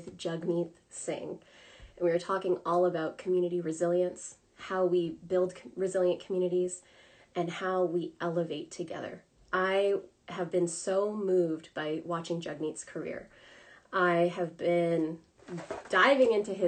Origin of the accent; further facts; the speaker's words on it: Grande Prairie, Alberta, Canada; growing up in Grand Prairie, Alberta